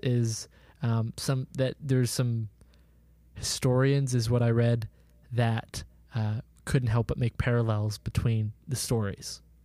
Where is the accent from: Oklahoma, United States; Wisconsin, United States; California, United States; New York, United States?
Oklahoma, United States; our town, Jacob, where we grew up in Oklahoma